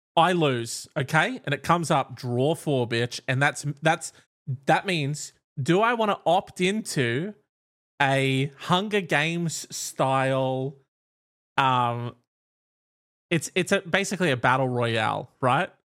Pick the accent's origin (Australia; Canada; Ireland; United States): Australia; we're Australian